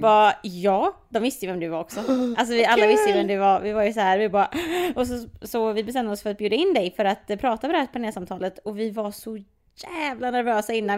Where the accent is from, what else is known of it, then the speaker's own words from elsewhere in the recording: Partille, Västra Götaland, Sweden; jag är från Partille, eh, Jonsered specifikt